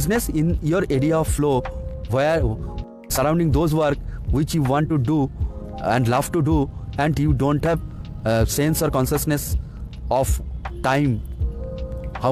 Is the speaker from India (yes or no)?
yes; India; I am from India